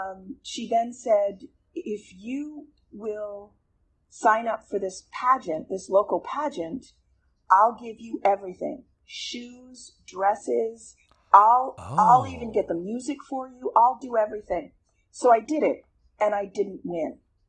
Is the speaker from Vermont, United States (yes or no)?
yes; Vermont, United States; also born or lived in Plattsburgh; Well, I was born in Plattsburgh, New York, but I moved to Vermont when I was six months old. And that's where I spent all my childhood there.